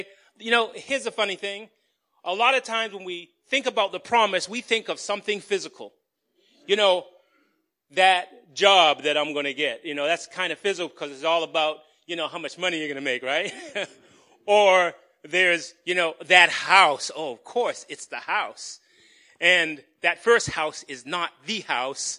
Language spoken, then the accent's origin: English; Somerville, Massachusetts, United States; born or raised there